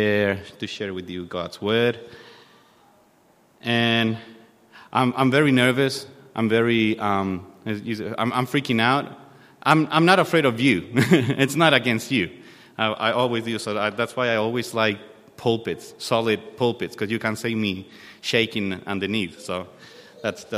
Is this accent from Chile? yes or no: yes; Chile; moved away as an adult; now in Australia; I'm from Chile. We arrived to Australia with my family July 2021